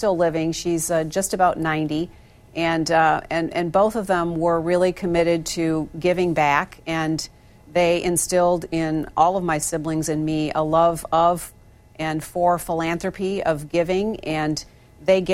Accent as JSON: {"language": "English", "town": "Holland", "region": "Michigan", "country": "United States", "tie": "born or raised there", "said": "I was born and raised in Holland, Michigan."}